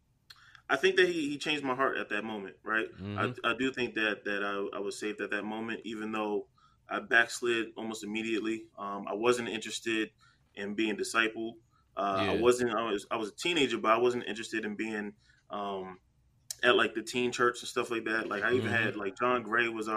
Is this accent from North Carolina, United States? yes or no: no; New Jersey, United States; I'm from Jersey, so in the Bronx